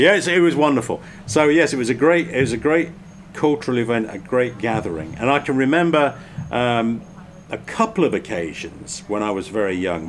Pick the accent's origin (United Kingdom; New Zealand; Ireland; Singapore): United Kingdom; England; moved away as an adult; also born or lived in France; now in North America; as a kid growing up in England